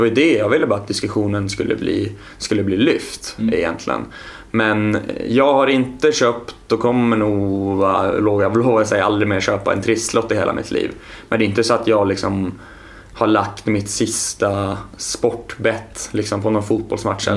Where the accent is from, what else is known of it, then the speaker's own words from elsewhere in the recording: Östhammar, Uppsala County, Sweden; moved away as an adult; now in Stockholm, Sweden; jag är uppvuxen i Östhammar